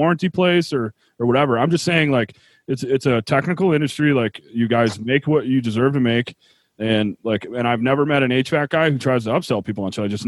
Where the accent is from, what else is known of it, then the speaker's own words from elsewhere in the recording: Buffalo, New York, United States; now in Utah, United States; I grew up in Buffalo where it's cold